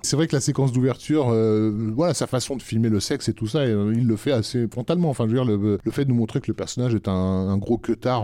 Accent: France; chez nous en France

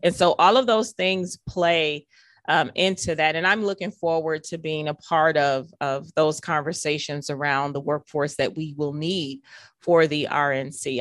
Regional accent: Milwaukee, Wisconsin, United States; to have grown up here my entire life

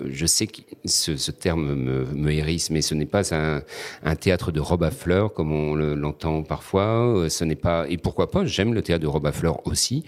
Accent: Réunion; notre petit bout de caillou perdu au milieu de l'océan Indien et dire bah nous on vient de là

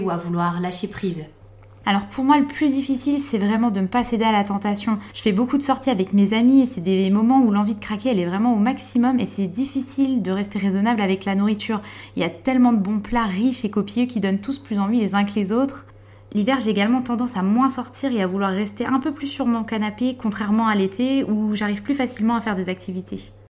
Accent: Vosges, Grand Est, France; je suis originaire des Vosges

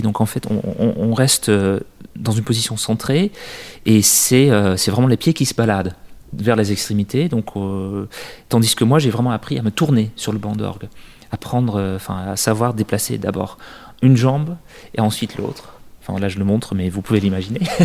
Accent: Netherlands; now in France; dans mon pays d'origine, aux Pays-Bas

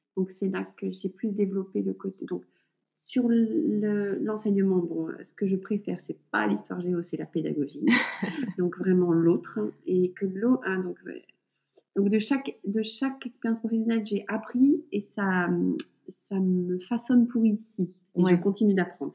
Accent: north of France, France; now in Burgundy, France; nous sommes originaires du nord de la France

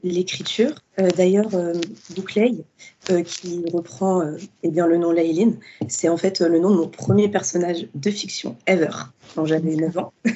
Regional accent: Fontenay-sous-Bois, Île-de-France, France; j'ai grandi euh, dans la ville de Fontenay-sous-Bois, donc c'est dans le 94.

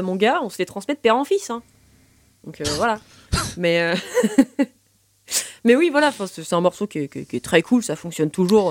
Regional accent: Brittany, France; je suis bretonne

